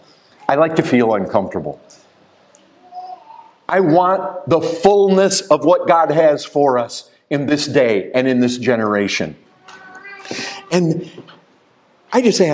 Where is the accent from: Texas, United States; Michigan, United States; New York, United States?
Michigan, United States; I grew up in Michigan